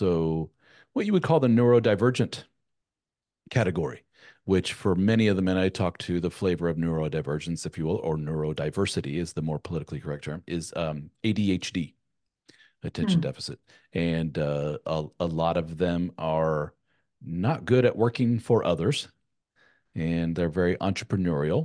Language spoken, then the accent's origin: English; Germany; moved away; Having grown up in a European, my mother being from Spain, I was born in Germany, and my wife's from Germany